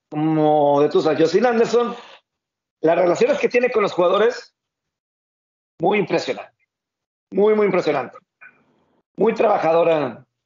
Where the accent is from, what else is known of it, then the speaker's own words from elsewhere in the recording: Mexico; Yo no he tenido ningún problema como mexicano eh, cubriendo algún juego de NFL en Estados Unidos.